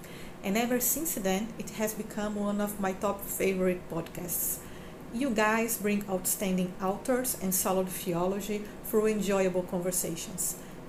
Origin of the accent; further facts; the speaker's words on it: Brazil; I'm a Brazilian theologian.